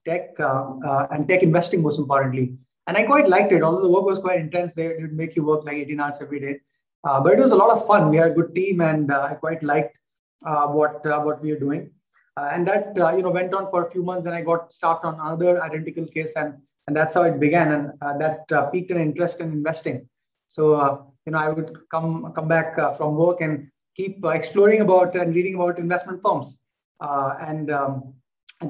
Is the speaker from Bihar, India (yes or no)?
yes; Patna, Bihar, India; moved away as an adult; also born or lived in Delhi; I was, born and brought up in India, born in a small city called Patna, far east from here. And I studied in Patna before I went to IIT Delhi for my undergrad